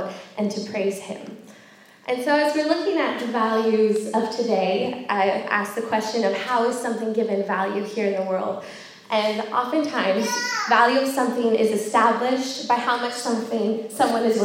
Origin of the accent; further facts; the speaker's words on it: California, United States; moved away as an adult; now in York, United Kingdom; I am American. I'm from California